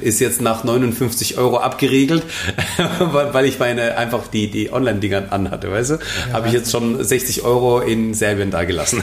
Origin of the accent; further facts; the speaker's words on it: Germany; bei uns in Deutschland